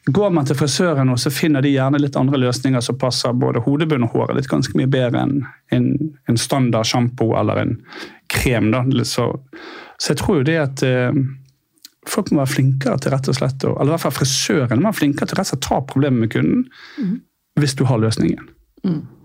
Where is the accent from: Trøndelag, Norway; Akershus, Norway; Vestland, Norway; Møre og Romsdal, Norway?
Vestland, Norway; Bergen; now in Oslo, Norway; Jeg er fra Bergen, som sagt.